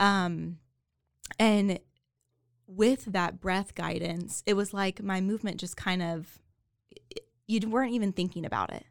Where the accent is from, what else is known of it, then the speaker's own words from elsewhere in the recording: Waco, Texas, United States; also born or lived in New York; born and raised in Waco, grew up here